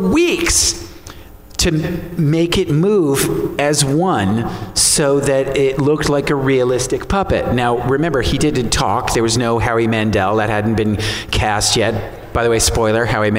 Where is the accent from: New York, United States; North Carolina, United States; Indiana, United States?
New York, United States; New York City; I'm from New York City.